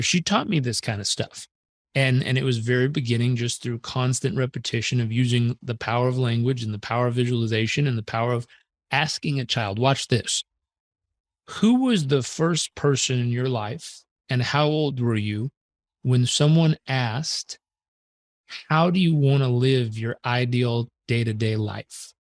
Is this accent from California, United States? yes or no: yes; Southern California, United States; I was born in Southern California.